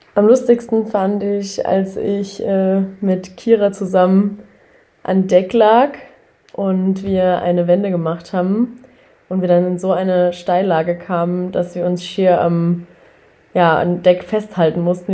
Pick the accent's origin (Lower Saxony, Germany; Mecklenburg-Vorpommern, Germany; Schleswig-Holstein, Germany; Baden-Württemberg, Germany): Baden-Württemberg, Germany; Karlsruhe; ich komme aus Karlsruhe